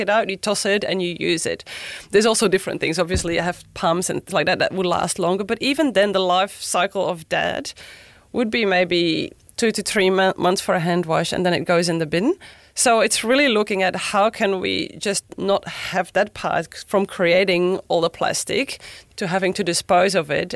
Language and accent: English; Belgium; English is a second language; moved away as an adult; now in Sunshine Coast, Australia; I grew up in Belgium actually in a family owned hotel